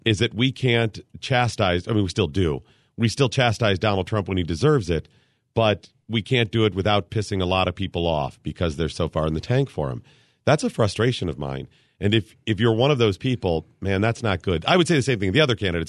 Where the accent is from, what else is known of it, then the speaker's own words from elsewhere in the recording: Cleveland, Ohio, United States; also born or lived in Dayton, Ohio; Skip and I used to live in Dayton for a while, and I'm from Cleveland area